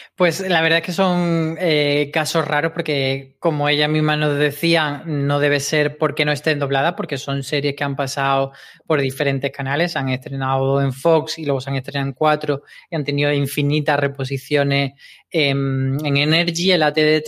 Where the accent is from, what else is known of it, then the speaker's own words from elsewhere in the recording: Granada, Andalusia, Spain; en Granada, que es de donde yo soy